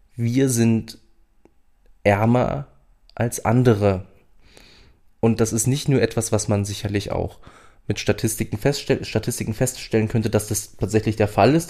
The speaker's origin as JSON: {"language": "German", "region": "Berlin", "country": "Germany", "moved": "yes", "lives_now": "Saxony-Anhalt, Germany", "said": "ich wohne schon lange genug in Sachsen-Anhalt, um mich als äh, Sachsen-Anhaltiner zu fühlen und nicht mehr als Berliner"}